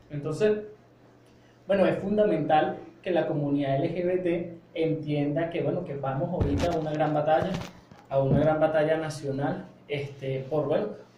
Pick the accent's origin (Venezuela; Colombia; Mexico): Venezuela